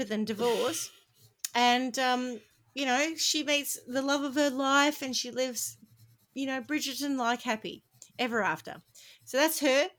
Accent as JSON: {"language": "English", "country": "Australia", "said": "we're Australian"}